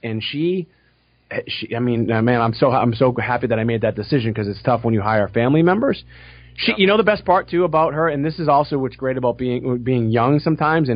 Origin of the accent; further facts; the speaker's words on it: Boston, Massachusetts, United States; I'm from Boston.